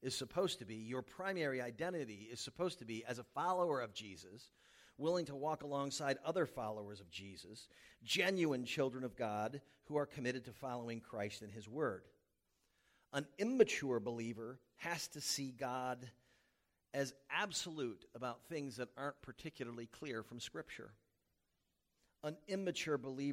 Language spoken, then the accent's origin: English; the South, United States; moved away; I was from the South